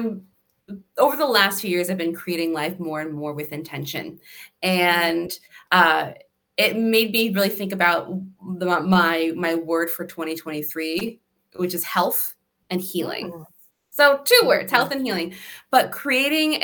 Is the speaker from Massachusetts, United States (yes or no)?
no; Connecticut, United States; I'm from Connecticut